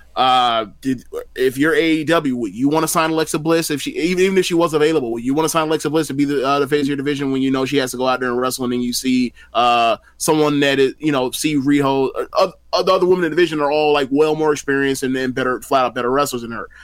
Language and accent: English; United States; as an American